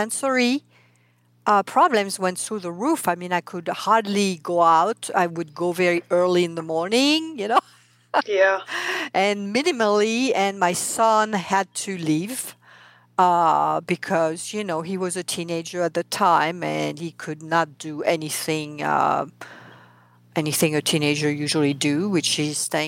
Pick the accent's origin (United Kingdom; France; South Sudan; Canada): France; accent: French; English is a second language; moved away as an adult; now in United States; I am French, hence my accent. I mean, I came here 32 years ago